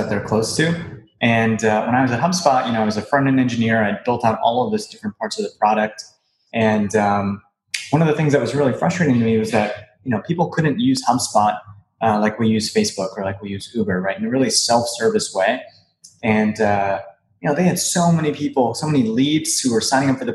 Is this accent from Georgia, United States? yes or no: no; Hawaii, United States; moved away as an adult; now in Boston, United States; I'm originally from Hawaii, and I've been an island boy all my life. I moved out here to Boston to go to school